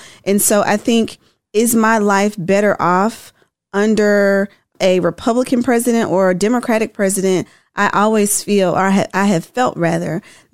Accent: Tennessee, United States; I'm from Tennessee.

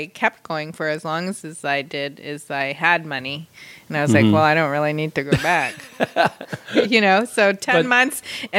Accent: Philippines; I'm Filipino.

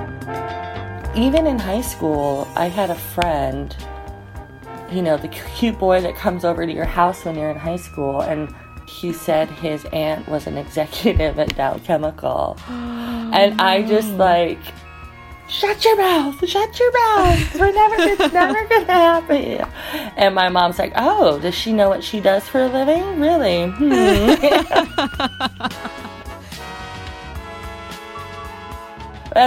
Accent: Utah, United States; also born or lived in Denali National Park, Alaska; now in Alaska, United States; I currently live in Denali National Park, Alaska, but I'm originally from Utah.

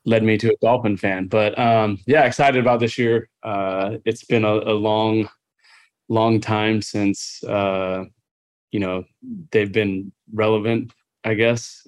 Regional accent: Southern California, United States; growing up in Southern California

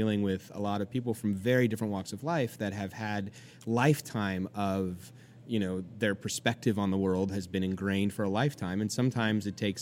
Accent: California, United States; moved away as an adult; also born or lived in Georgia; now in New York, United States; I'm from California. You know, we're a pretty, pretty liberal state.

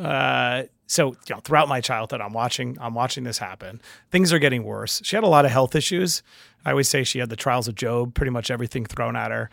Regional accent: New York City, New York, United States; I'm from Queens

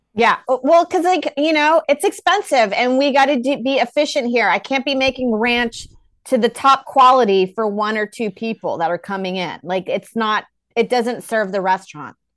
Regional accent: Texas, United States; now in New York, United States; I'm from Texas

